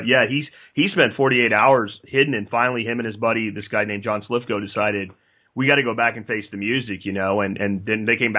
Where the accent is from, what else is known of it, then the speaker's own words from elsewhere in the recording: Jacksonville, Florida, United States; Jacksonville, Florida.